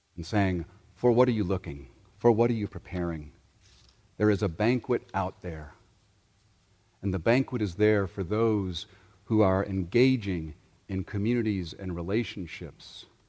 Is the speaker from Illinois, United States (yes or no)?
yes; Chicago, Illinois, United States; my hometown of Chicago